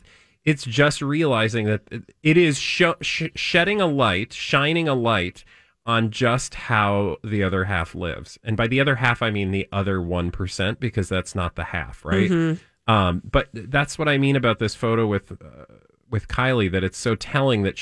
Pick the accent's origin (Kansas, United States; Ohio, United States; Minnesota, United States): Minnesota, United States